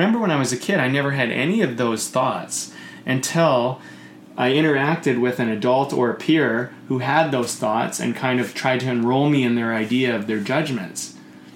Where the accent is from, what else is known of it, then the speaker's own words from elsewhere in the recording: Coquitlam, British Columbia, Canada; where I grew up in Coquitlam